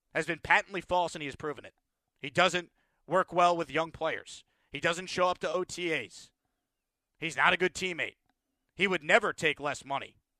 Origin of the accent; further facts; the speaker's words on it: Syosset, New York, United States; I grew up on Long Island. I'm from Syosset, New York